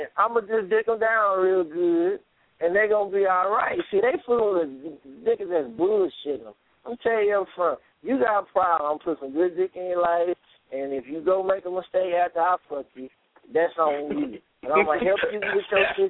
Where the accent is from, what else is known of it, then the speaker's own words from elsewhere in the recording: Houston, Texas, United States; I'm from the goddamn dirty south. I'm from Houston, Texas.